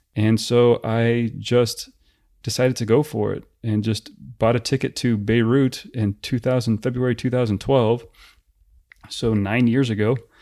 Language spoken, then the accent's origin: English; United States